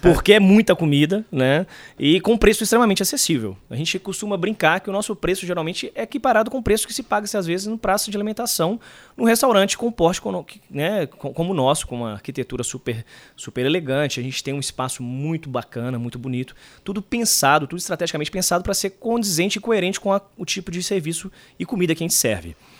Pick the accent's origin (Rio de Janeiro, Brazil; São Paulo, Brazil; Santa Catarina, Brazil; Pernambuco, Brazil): Pernambuco, Brazil; Recife; a gente é de Recife, né? Nascemos, nascemos em Recife.